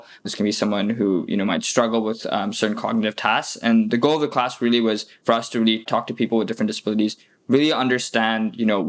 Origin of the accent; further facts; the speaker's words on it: Singapore; Also being from Singapore, that's my home country and where I'm originally from. And then I moved around a bit.